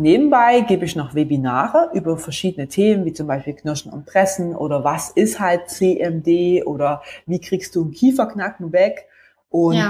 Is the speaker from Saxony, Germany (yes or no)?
yes; between Leipzig and Chemnitz, Saxony, Germany; now in Stuttgart, Germany; bin ursprünglich aufgewachsen im Osten, also näher zwischen Leipzig und Chemnitz